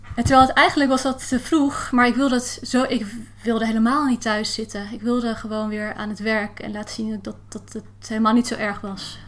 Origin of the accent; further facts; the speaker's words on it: Heemstede, North Holland, Netherlands; now in Haarlem, Netherlands; Ik woon in Haarlem en ik ben eh, opgegroeid in Heemstede